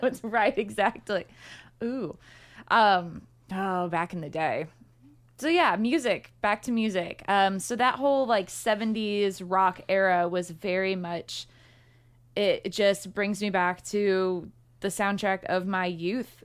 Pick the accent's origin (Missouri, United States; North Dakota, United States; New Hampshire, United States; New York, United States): Missouri, United States; St. Louis; now in Louisville, United States; I'm from Saint Louis where the zoo is free